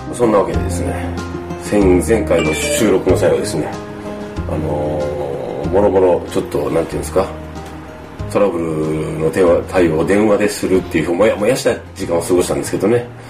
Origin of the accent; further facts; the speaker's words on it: Kumamoto, Japan; accent: Kumamoto dialect; moved away; 自分の言葉がね熊本弁に戻っていく